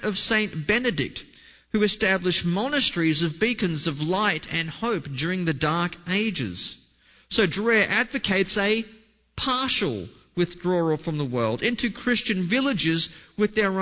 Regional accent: Australia; my home country of Australia

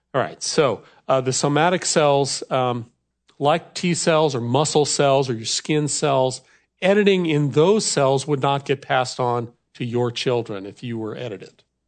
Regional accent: Wisconsin, United States; I come from America's dairy land, so cows are a big deal in Wisconsin.

